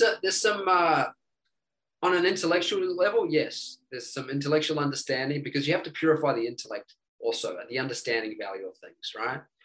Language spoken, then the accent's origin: English; New Zealand; now in United States; I'm originally from New Zealand